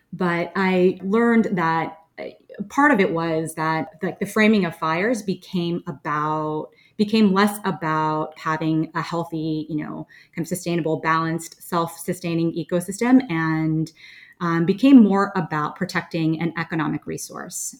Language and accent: English; Florida, United States; moved away; also born or lived in New York City; I grew up in Florida, and I lived in New York City for a long time